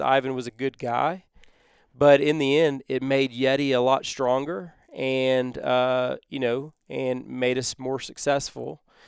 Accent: Texas, United States; where we grew up in Texas

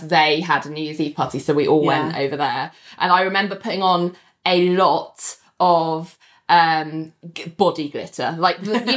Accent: United Kingdom; we're British

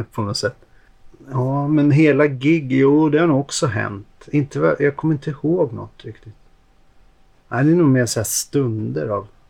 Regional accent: Stockholm, Stockholm County, Sweden; Jag är uppvuxen ute i Hagsätra.

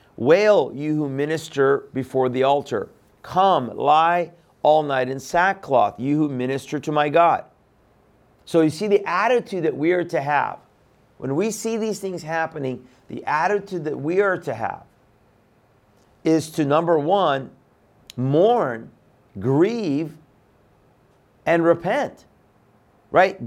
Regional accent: Iran; moved away; I'm from Iran

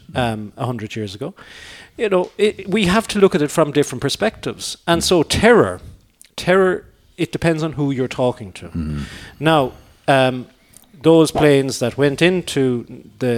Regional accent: Ireland; Irish citizens

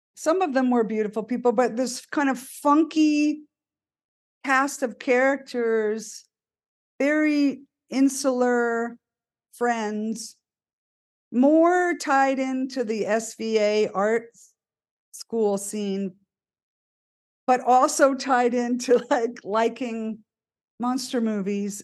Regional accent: San Francisco, California, United States; we're from San Francisco

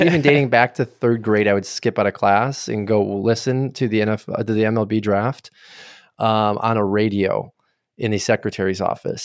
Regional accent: Milwaukee, Wisconsin, United States; I grew up in the Milwaukee area

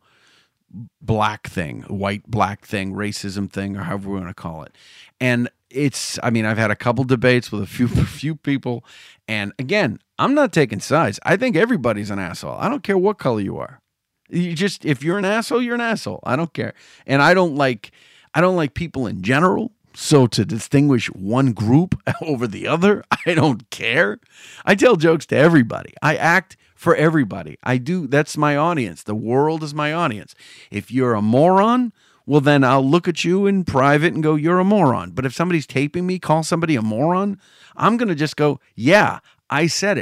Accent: United States; I'm American. I'm of Italian descent. But I'm third generation

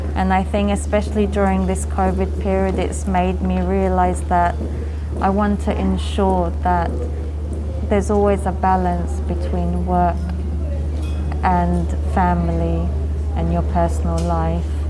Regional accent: India; my Indian origin, but just because I'm Indian

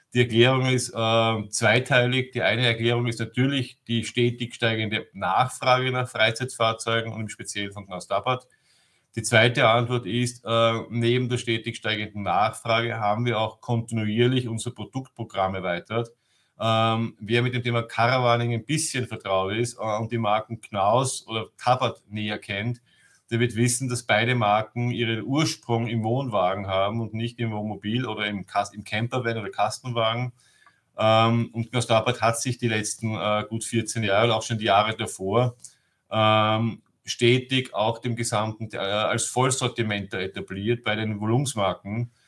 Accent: Vienna, Austria; moved away as an adult; now in Germany; Ich bin gebürtiger Wiener und lebe seit zehn Jahren in Deutschland

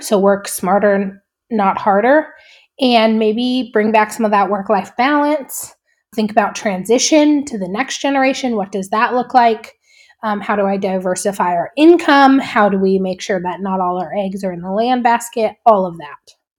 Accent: Three Forks, Montana, United States; I grew up in Three Forks, Montana

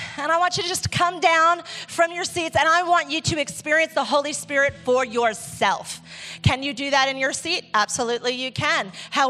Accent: Ecuador; And I realized that I thought that because I grew up in the Amazon. I'm like, we have to live our own, like my experience from Ecuador taught me what a waterfall is.

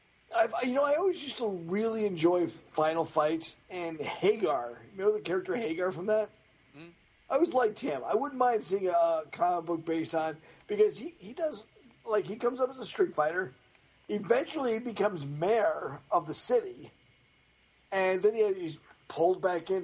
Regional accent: near Riverside Park, Massachusetts, United States; we grew up near Riverside Park, home of one of the oldest wooden roller coasters that was still in service.

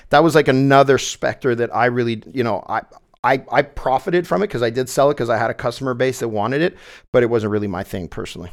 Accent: Saint-Bruno-de-Montarville, Quebec, Canada; St. Bruno, which is my hometown on the South Shore of Montreal

